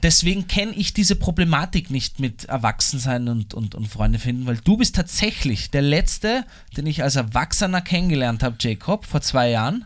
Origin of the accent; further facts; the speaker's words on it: Vienna, Austria; ich zum Beispiel als Wiener